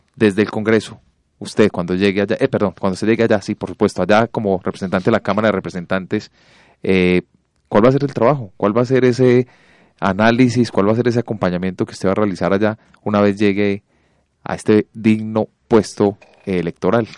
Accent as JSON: {"language": "Spanish", "country": "Colombia", "said": "nosotros los colombianos"}